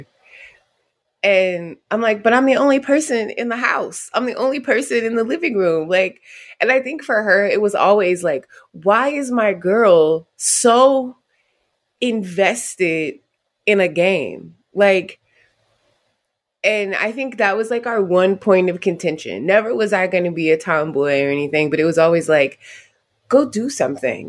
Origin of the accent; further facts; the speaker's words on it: Youngstown, Ohio, United States; also born or lived in Maryland; I was born in Maryland. Lived in a couple of states over off the Atlantic, and then we moved to Ohio in the early 90s. Grew up in Youngstown